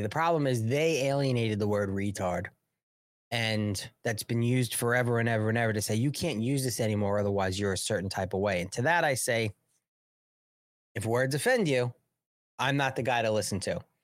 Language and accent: English; New York, United States; I'm from New York